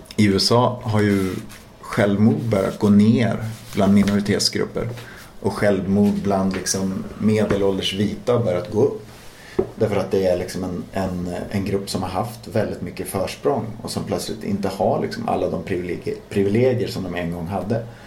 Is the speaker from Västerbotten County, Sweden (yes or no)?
yes; Umeå, Västerbotten County, Sweden; moved away as an adult; där jag växte upp